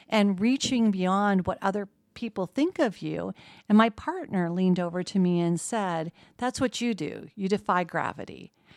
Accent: Medford, Oregon, United States; moved away as an adult; also born or lived in Portland, Oregon / Los Angeles / Eugene, Oregon / West Lafayette, Indiana; now in Muncie, United States; I grew up in a small town that is very much like Muncie called Medford, Oregon

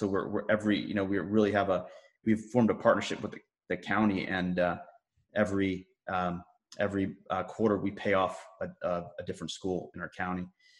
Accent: Virginia, United States; also born or lived in Massachusetts; I was born and brought up in Massachusetts, actually moved around a lot as a kid, and then grew up in Northern Virginia, pretty much where I settled in.

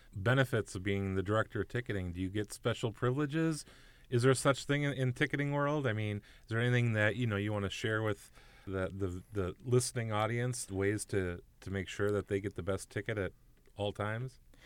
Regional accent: Minnesota, United States; I'm a Minnesotan through and through, born, raised

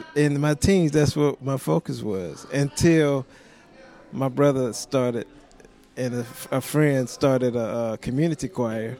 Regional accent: South Carolina, United States; now in Nashville, United States; I'm from South Carolina

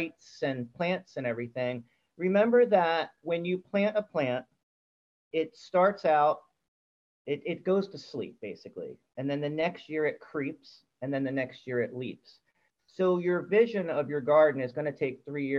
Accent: Maryland, United States; born or raised there

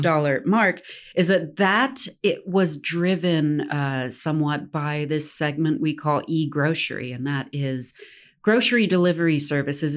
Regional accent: Tennessee, United States; I'm born and raised in Tennessee

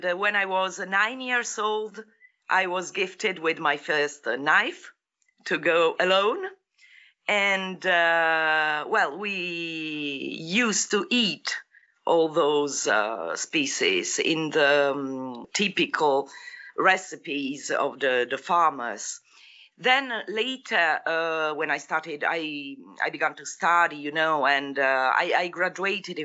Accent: Apulia, Italy; moved away; I'm from Apulia, South Italy

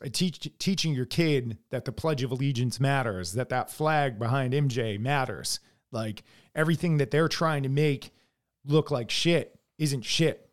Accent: United States

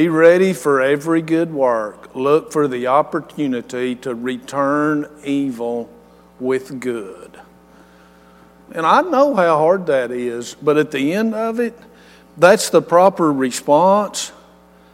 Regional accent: West Texas, United States; I'm from West Texas

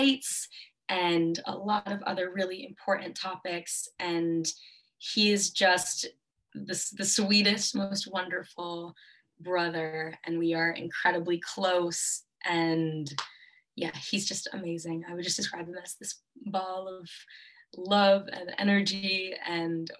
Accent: Montclair, New Jersey, United States; I was raised in Montclair, New Jersey

